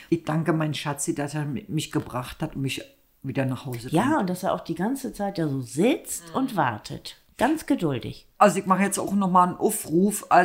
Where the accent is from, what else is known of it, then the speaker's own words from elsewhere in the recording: East Germany, Germany; Wir kommen aus dem Osten, du kannst ruhig eine Maultrommel sagen.